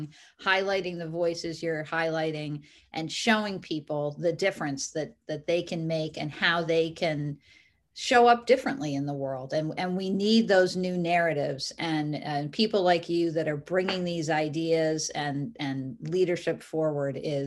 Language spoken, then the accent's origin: English; New England, United States; I grew up here in New England